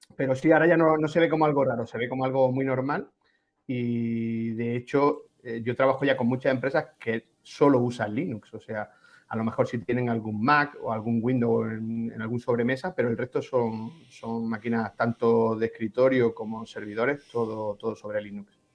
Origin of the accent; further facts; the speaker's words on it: Granada, Andalusia, Spain; soy de Granada, administrador de sistemas